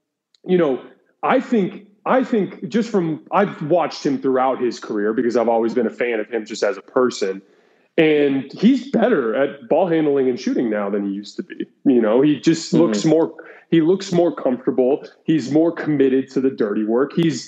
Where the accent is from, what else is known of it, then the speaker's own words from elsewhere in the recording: Tucson, Arizona, United States; I grew up in Tucson